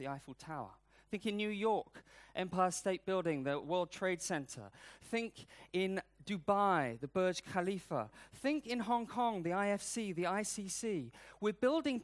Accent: United Kingdom; I'm British, I'm not American

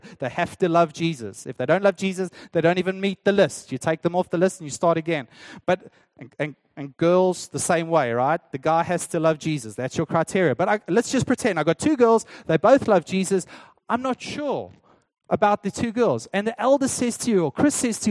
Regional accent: South Africa; as a South African

